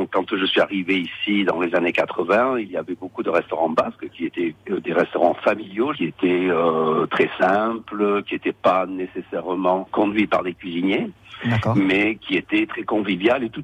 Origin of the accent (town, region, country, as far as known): Anglet, Nouvelle-Aquitaine, France; born or raised there; moved away as an adult; also born or lived in Bayonne / Biarritz; now in San Francisco, United States